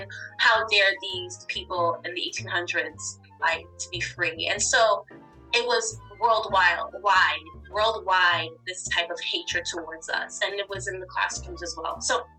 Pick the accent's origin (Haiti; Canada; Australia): Haiti; moved away; I'm like, oh, I'm Haitian, you know, so proud and loud.